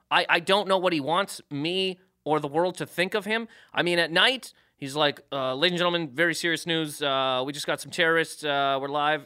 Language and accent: English; Canada; moved away; I'm from Canada